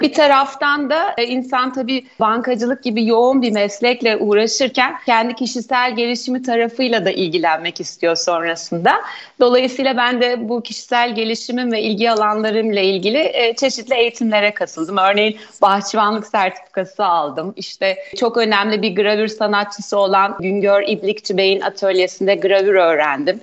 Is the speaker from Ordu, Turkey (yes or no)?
yes; Ordu, Turkey; moved away as an adult; 1977 ee, Ordu doğumluyum. Evliyim, 3 kız çocuk annesiyim. Ordulu olma münasebetiyle liseyi Ordu Anadolu Sesi'nde tamamladım.